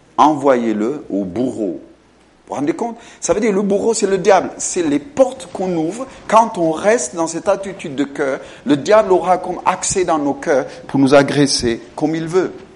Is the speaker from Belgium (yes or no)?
no; France; moved away; en tant qu'un homme qui vient de France, même si je ne suis pas d'origine française en soi, en tant que Français